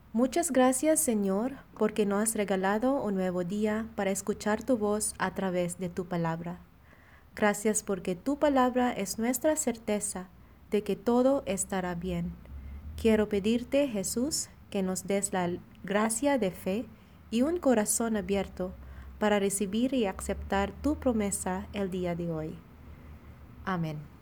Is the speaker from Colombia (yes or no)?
no; Philippines; now in Monterrey, Mexico; misionera filipina destinada en la comunidad de Monterrey